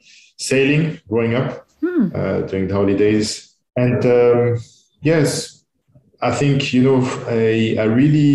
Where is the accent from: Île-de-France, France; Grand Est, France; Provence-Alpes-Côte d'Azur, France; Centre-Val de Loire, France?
Centre-Val de Loire, France; Tours; English is a second language; also born or lived in Manchester, United Kingdom / Italy; now in Dubai, United Arab Emirates; I grew up in Tours. So it's 2 hours south of Paris